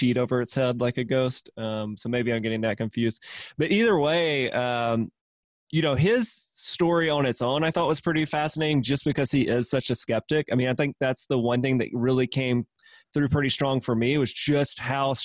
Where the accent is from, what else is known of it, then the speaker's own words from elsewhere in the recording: Mississippi, United States; moved away; I'm originally from Mississippi